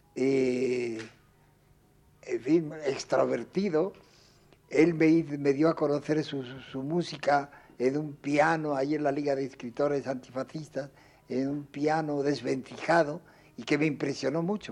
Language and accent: Spanish; Spain; moved away as an adult; also born or lived in Paris; now in Mexico